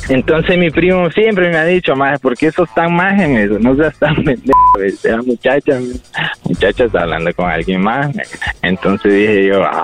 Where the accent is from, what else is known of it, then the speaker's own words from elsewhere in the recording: Honduras; Porque no sé, pues, tal vez somos hondureños, de misma cultura